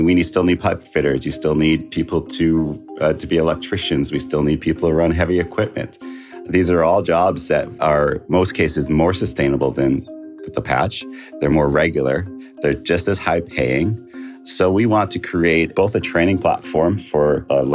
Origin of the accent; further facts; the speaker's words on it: Canada; I'm from the Notkemawaning First Nation